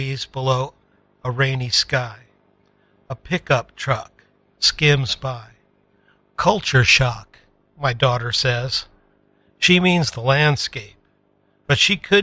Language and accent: English; Northern Appalachia, United States; I'm from Northern Appalachia.